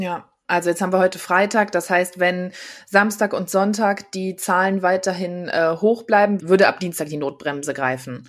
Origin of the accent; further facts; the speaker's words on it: Düsseldorf, North Rhine-Westphalia, Germany; als gebürtige Düsseldorferin